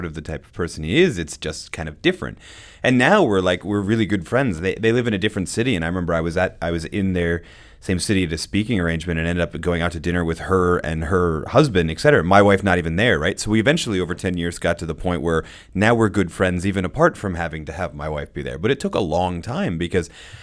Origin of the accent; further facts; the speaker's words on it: New England, Massachusetts, United States; moved away as an adult; also born or lived in Philadelphia, Pennsylvania / Oklahoma; So I'm a Yankee. I was born in Philadelphia. I spent, before I moved to Oklahoma to go to college, I spent most of my life in New England. And we're like, you know, we're mass holes